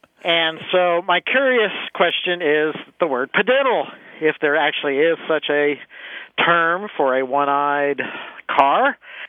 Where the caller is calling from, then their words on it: Huntsville, Alabama, United States; I'm calling from Huntsville, Alabama.